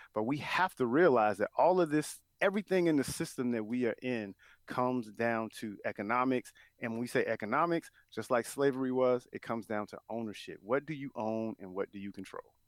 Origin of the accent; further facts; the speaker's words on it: Chicago, Illinois, United States; I'm from Chicago